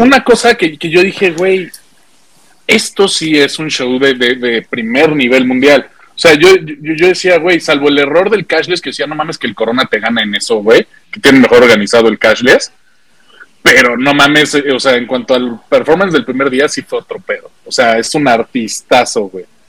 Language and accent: Spanish; Mexico; ver una banda mexicana